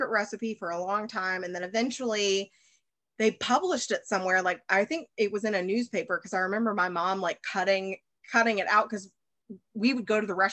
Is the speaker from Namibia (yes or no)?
no; the South, United States; Um, I again from because I'm from the South. Have you ever had Duke's mayonnaise?